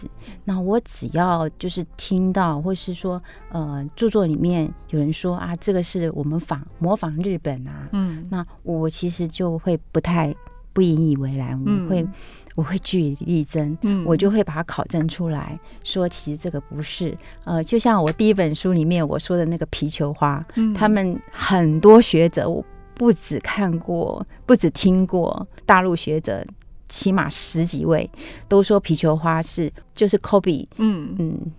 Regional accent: China; 这也是我们中国人的悲哀

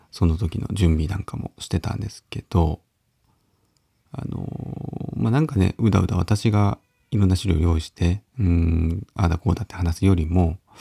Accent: Uonuma, Niigata, Japan; 私の地元である魚沼のちっちゃなちっちゃなね、地元の、えー、地域のお祭り

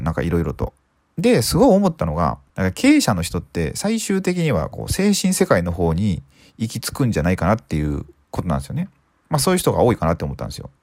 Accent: Suzuka, Mie, Japan; 僕の地元の三重県の鈴鹿

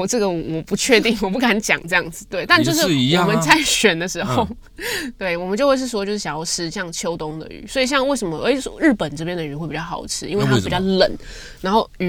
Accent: Hualien County, Taiwan; 在我们花莲人这边讲的土托就是吉春

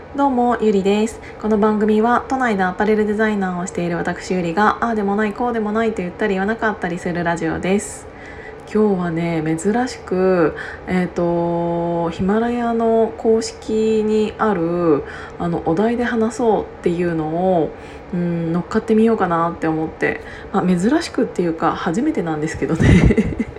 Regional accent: Gunma, Japan; moved away; 私ね群馬県出身なんですけど

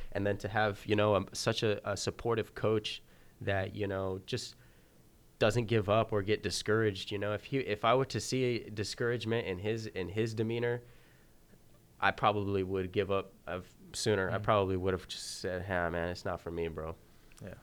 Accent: Santa Maria, California, United States; my hometown, Santa Maria

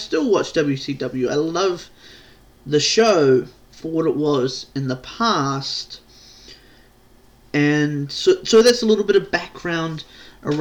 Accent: New Zealand; I'm not from America. I'm not from Canada. I'm not even from Australia. I am from New Zealand

